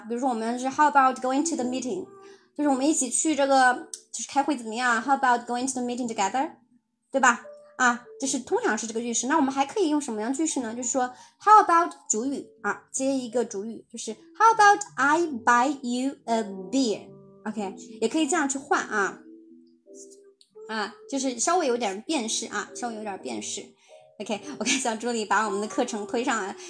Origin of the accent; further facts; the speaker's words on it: China; 我们就是中国人哈，我们其实在汉语当中是没有那么多的